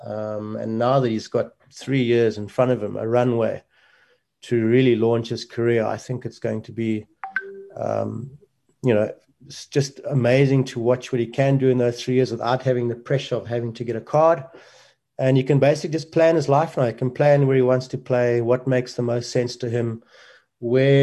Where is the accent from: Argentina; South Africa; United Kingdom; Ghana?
South Africa; a small country like ours